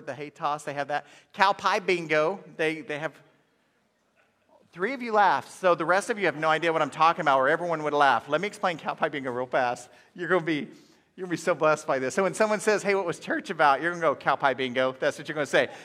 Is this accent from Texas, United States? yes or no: no; Inola, Oklahoma, United States; I grew up in Inola, Oklahoma